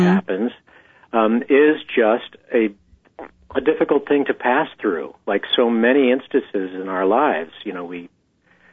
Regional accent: San Diego, California, United States; I was born in San Diego, not far from the border, and I grew up in the 60s

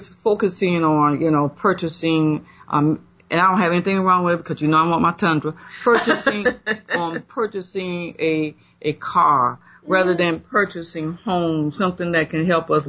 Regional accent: South Carolina, United States; born or raised there; moved away

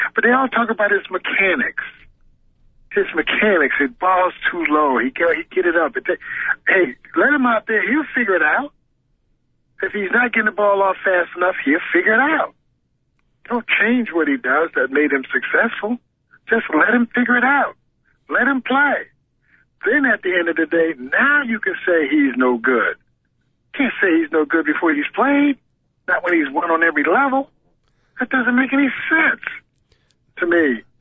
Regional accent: Connecticut, United States; also born or lived in Syracuse, New York; I'm from Connecticut, and I'm used to the snow

